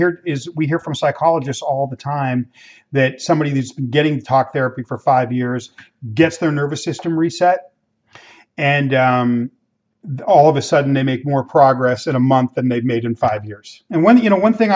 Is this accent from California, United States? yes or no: yes; Los Angeles, California, United States; I grew up in Mexican immigrant neighborhoods in inner city Los Angeles